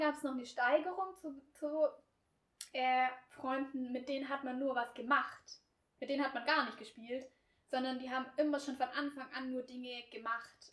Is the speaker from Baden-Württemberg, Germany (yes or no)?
yes; Swabia, Baden-Württemberg, Germany; accent: Swabian; ich spreche halt nicht das breiteste Schwäbisch